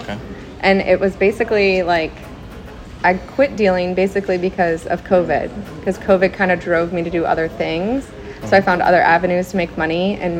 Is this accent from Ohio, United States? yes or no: yes; Ohio, United States; moved away as an adult; also born or lived in Daytona; I'm originally from Ohio. Oh, okay. Like I grew up there, but I moved as soon as I could when I was 18.